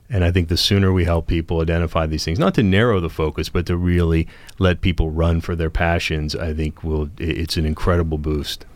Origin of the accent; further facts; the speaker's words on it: Steubenville, Ohio, United States; I grew up near the Franciscan University of Steubenville